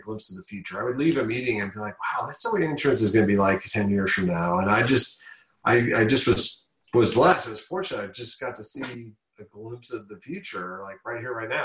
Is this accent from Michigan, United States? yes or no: yes; Ann Arbor, Michigan, United States; moved away as an adult; also born or lived in Washington, D.C.; I'm born and raised in Michigan, in Ann Arbor, Michigan